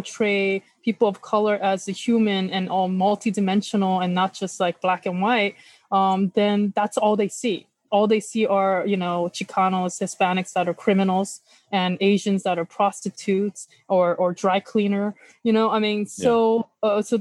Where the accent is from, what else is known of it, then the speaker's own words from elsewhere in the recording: Los Angeles, California, United States; also born or lived in South Carolina / Korea; I was raised by my grandma in Koreatown